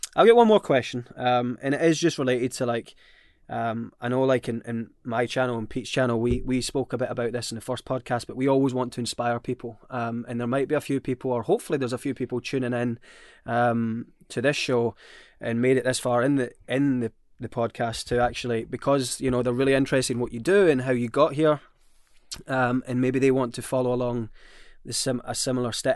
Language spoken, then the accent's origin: English; Scotland, United Kingdom; I'm Scottish